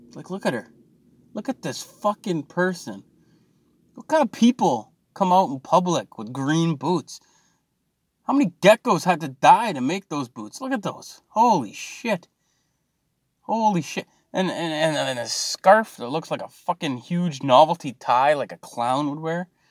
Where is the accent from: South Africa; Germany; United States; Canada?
Canada; I'm Canadian